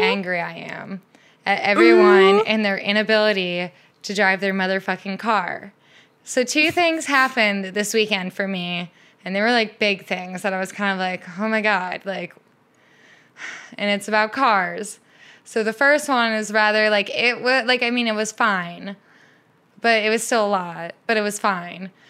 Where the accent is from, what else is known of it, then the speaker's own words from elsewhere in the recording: Midwest, United States; now in Seattle, United States; I grew up in the Midwest